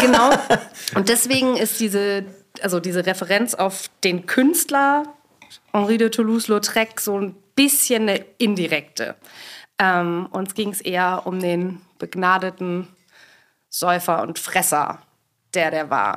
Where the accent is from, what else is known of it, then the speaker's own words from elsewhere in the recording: Swabia, Baden-Württemberg, Germany; now in Berlin, Germany; ich komme ursprünglich aus Schwaben, wobei ich das in Berlin echt häufig auch mal verheimliche